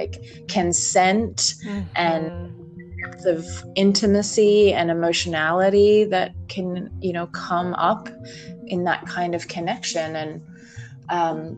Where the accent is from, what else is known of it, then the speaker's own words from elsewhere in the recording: Australia; moved away as an adult; now in United States; I'm from Australia, if you're curious about my accent